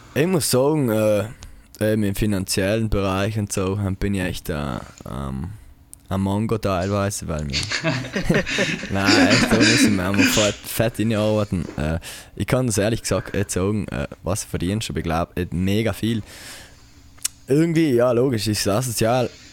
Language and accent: German; Taisten, Trentino-Alto Adige, Italy; Tasten, meine Heimat.